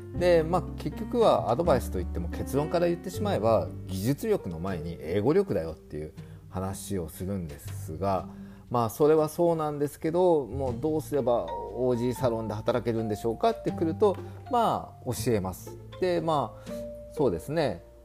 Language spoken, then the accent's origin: Japanese; Sapporo, Hokkaido, Japan; now in Australia; 僕札幌出身なので